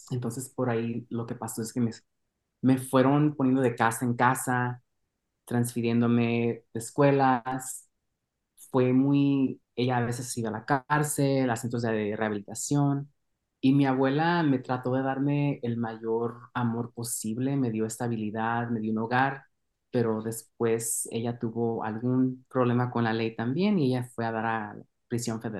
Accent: Mexico; Entonces, para mí fue una experiencia muy, muy valorable poder estar creciendo en México.

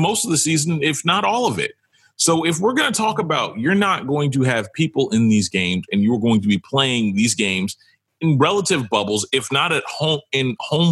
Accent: New York, United States; I'm from New York

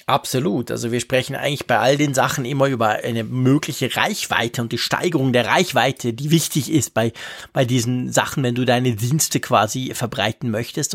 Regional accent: Switzerland; als Schweizer

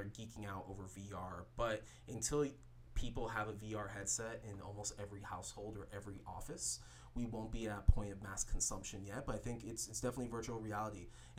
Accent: Fort Lauderdale, Florida, United States; also born or lived in Jacksonville, Florida; now in West Coast, United States; originally I'm from Fort Lauderdale, but I spent most of my adult life, or I've spent most of my adult life living in Jacksonville before I moved over to the West Coast

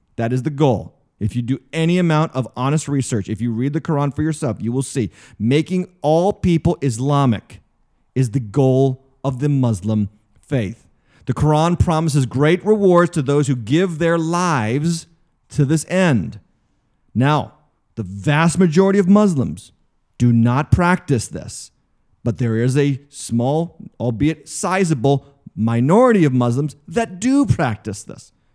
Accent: United States; an American Christian

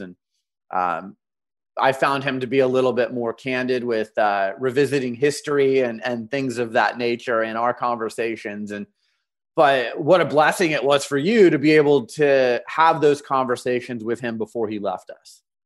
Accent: Phoenix, Arizona, United States; I grew up in Phoenix, Arizona

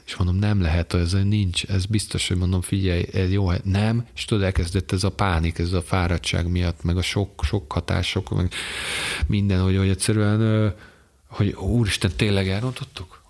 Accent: Hungary; magyarok vagyunk

